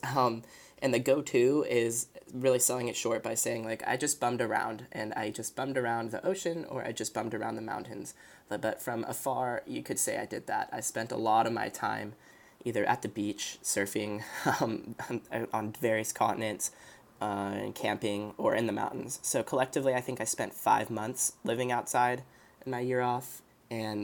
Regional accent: Los Angeles, California, United States; moved away as an adult; now in Chapel Hill, United States; the little bubble I grew up in Los Angeles

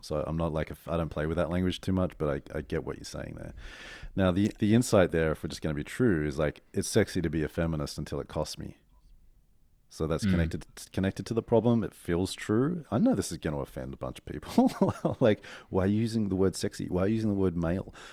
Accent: Australia; moved away as an adult; now in New York, United States; I'm in New York as an Aussie

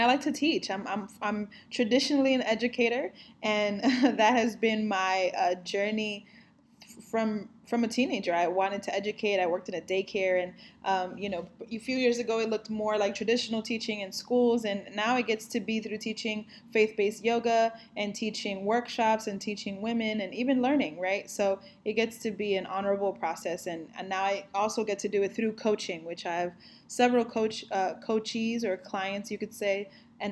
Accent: New York City, New York, United States; also born or lived in Dominican Republic / Bronx, New York City; I am from New York City, born and raised

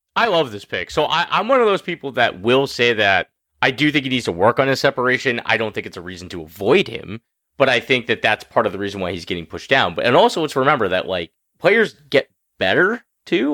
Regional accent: Massachusetts, United States; Dave and I are both from Mass. So, uh, as a Mass guy

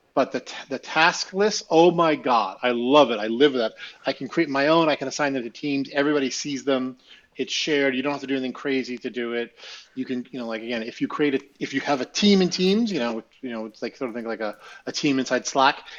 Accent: Russia; now in United States; you're growing up in Russia.

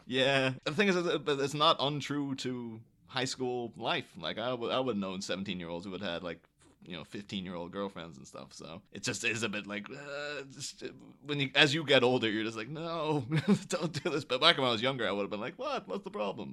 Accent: Ireland; I grew up in Ireland in the early two thousands

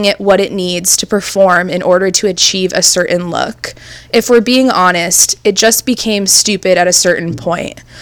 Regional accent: California, United States; Growing up in Orange County, California, thick just wasn't in, thin

